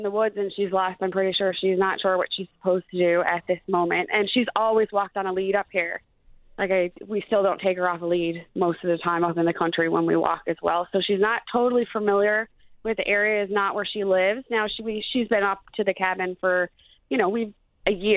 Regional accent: St. John's, Newfoundland and Labrador, Canada; we're from St. John's and we're at our cabin

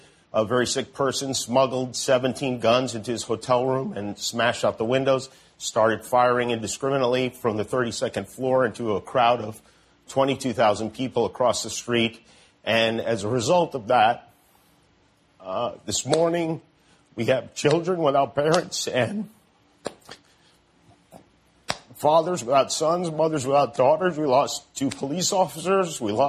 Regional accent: Las Vegas, Nevada, United States; Las Vegas, which happens to be my hometown and Cleto's hometown, Cleto Sr.'s hometown.

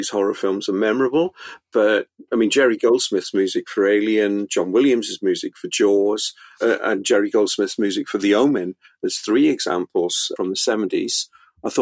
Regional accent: Pontypridd, Wales, United Kingdom; I grew up in South Wales

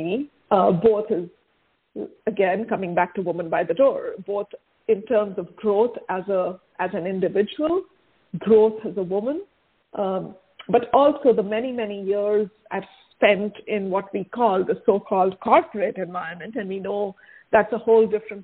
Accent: India; now in United States; my home country, right, the place of my birth, which is India

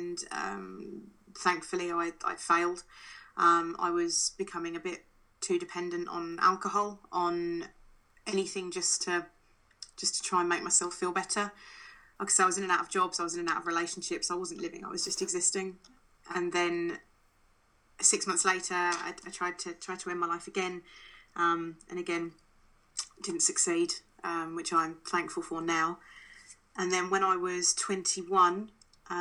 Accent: England, United Kingdom; also born or lived in Canada; I was born in Canada and moved over to England when I was seven

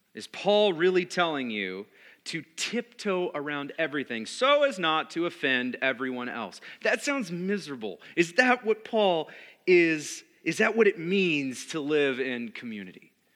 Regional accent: United States; Being American

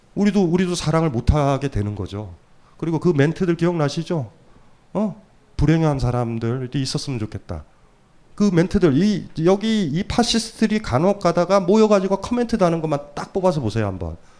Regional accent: Hamyang, South Gyeongsang, South Korea; moved away; 아주 어렸을 때 제가 경남 함양에 살았을 때

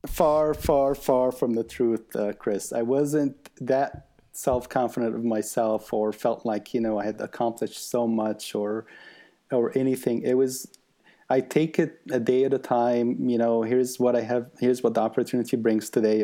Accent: Egypt; now in United States; one in Egypt, and I was brought up in Egypt

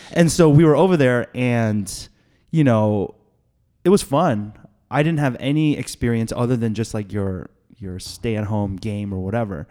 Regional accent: Atlanta, Georgia, United States; born and raised in Atlanta.

